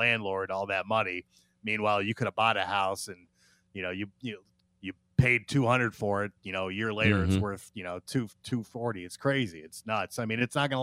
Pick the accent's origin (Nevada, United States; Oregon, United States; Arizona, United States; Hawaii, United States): Nevada, United States; Las Vegas; I'm born and raised in Vegas